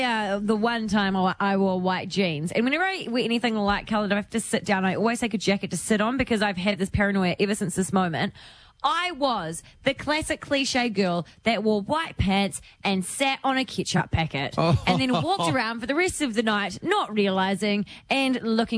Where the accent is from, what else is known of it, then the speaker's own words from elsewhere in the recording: New Zealand; Oh, sorry, Jono's come out. … from New Zealand, I'm sorry.